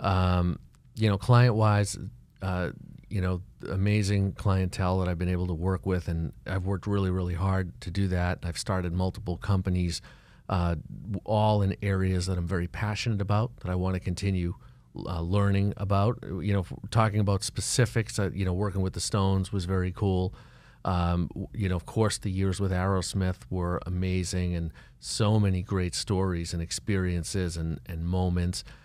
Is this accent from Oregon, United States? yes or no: no; Boston, Massachusetts, United States; moved away as an adult; now in Miami, United States; I'm from Boston